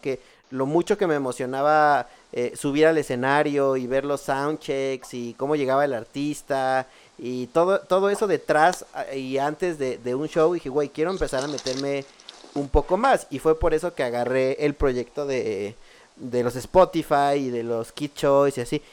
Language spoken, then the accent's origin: Spanish; Mexico